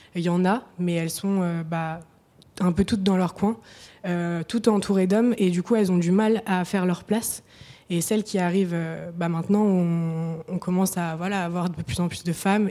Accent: Nancy, Grand Est, France; now in Paris, France; je viens de Nancy, enfin, c'est principalement là où j'ai passé le plus de temps dans ma vie

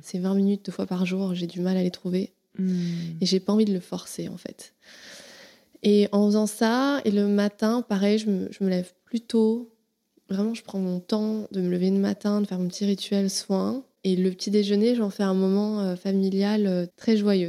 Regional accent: Paris, Île-de-France, France; born or raised there

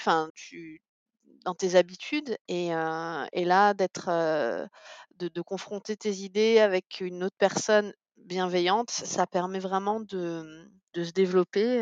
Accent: Canada; en tant que Canadienne

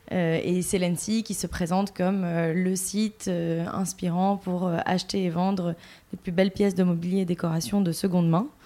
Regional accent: Bordeaux, Nouvelle-Aquitaine, France; moved away as an adult; now in Paris, France; j'ai 32 ans et je suis euh, de Bordeaux à l'origine. Je suis installée à Paris maintenant depuis une dizaine d'années.

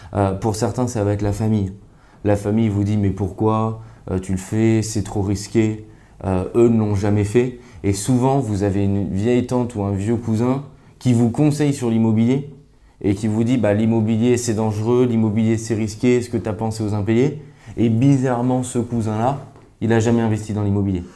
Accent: Grenoble, Auvergne-Rhône-Alpes, France; now in Paris, France; je suis originaire de Grenoble, je vis aujourd'hui à Paris

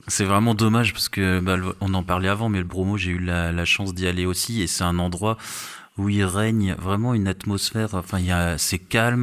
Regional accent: Strasbourg, Grand Est, France; je suis, je suis, de Strasbourg, donc si, je suis habitué J'ai eu des ah moins 20 dans ma jeunesse

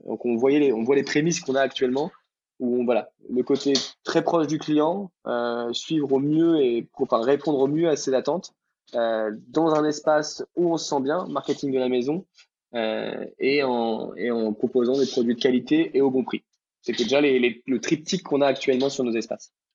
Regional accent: Brittany, France; moved away; Bretagne avant surtout, qui est, qui est, mon pays d'origine. Oui, c'est un, pays, la Bretagne, il faut le savoir. où je suis depuis tout petit

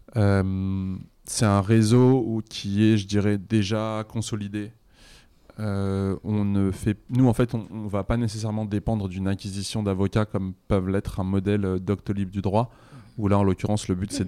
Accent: Bobigny, Île-de-France, France; moi, j'ai grandi à Bobigny

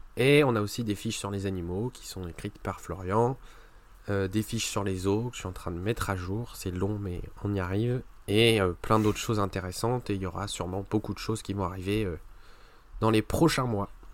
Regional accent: France; chez nous en France

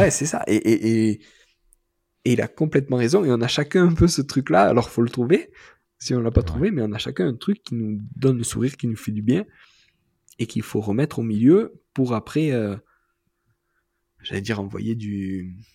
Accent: south of France, France; C'est pas juste parce que je suis du Sud, mais moi

